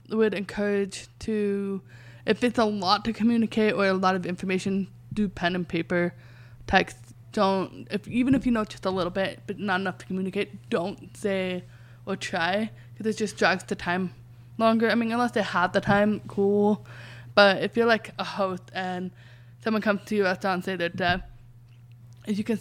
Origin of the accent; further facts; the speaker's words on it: England, United Kingdom; I was telling them I'm from England.